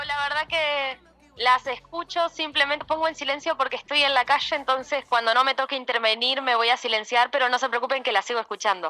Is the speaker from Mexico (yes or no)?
no; Santa Fe, Argentina; soy santafesina